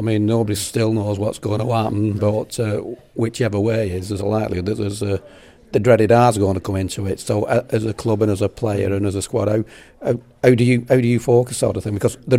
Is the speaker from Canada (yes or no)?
no; United Kingdom; Well, I will, being British